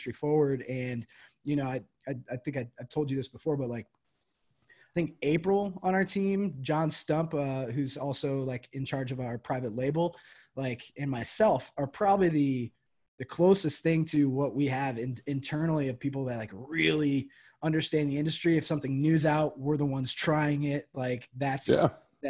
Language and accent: English; Moline, Illinois, United States; I'm from Moline. We're part of the Quad Cities.